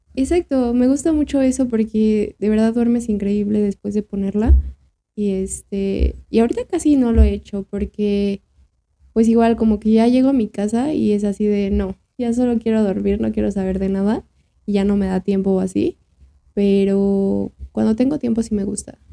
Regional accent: Mexico

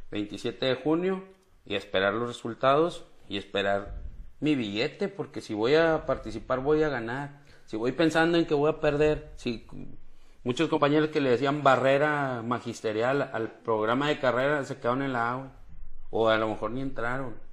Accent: Mexico; aviento mi CUR para decir que soy mexicano y que tengo tantos años.

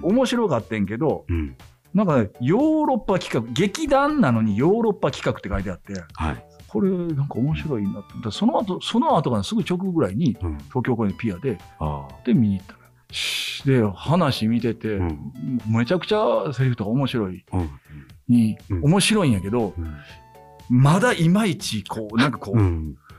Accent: Kansai, Japan; 関西人やから

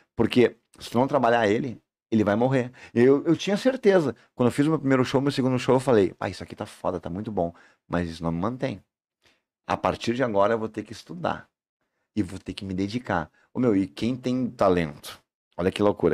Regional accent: Brazil; eu sou do Salandia, sou da vila

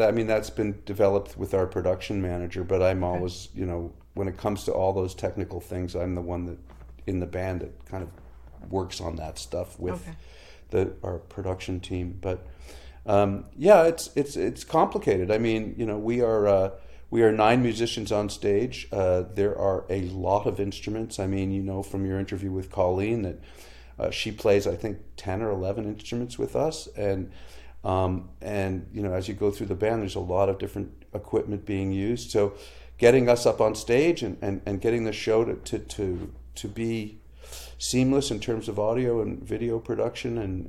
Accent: Canada; a challenge you face as a Canadian recording artist is, you know, we have a small country and a very small music press here

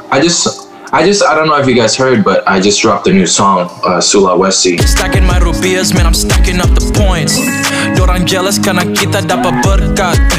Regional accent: Manado, North Sulawesi, Indonesia; or, or, or Sulawesi, all because I grew up in Manado.

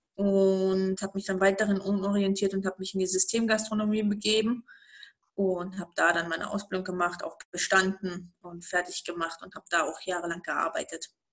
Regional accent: East Germany, Germany; ich bin aufgewachsen im Osten. Ähm, noch in der DDR geboren, aufgewachsen, dann aber nicht mehr in der DDR

